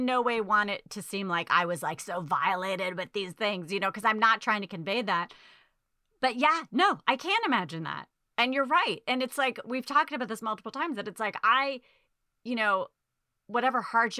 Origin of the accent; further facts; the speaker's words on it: Dorchester, Massachusetts, United States; I was from Dorchester. Yeah.